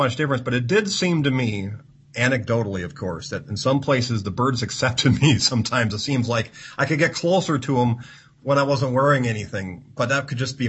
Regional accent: United States; And I excluded Cuba because, being an American, can't really travel effectively to Cuba.

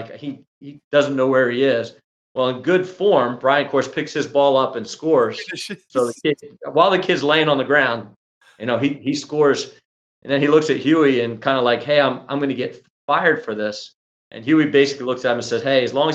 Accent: New Jersey, United States; moved away; also born or lived in New York; I grew up in New Jersey

